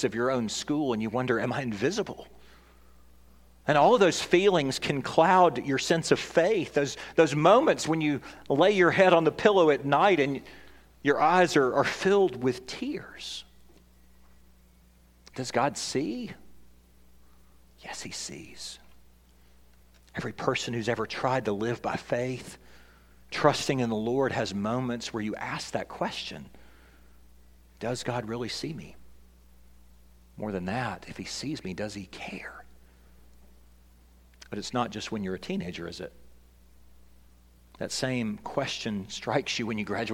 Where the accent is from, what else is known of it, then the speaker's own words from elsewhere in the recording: Tennessee, United States; I'm from Tennessee